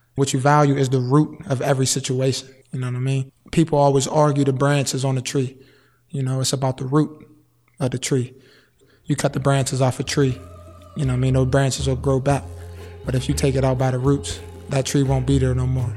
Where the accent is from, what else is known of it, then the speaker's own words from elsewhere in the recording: Wilkinsburg, Pennsylvania, United States; I'm from Wilkinsburg, born and raised